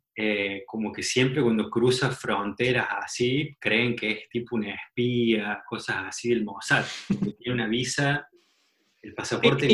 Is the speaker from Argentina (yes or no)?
yes; Argentina; moved away as an adult; also born or lived in Guadalajara, Mexico / Mexico City, Mexico; now in San Francisco, United States; Cuando llegas a México como, argentino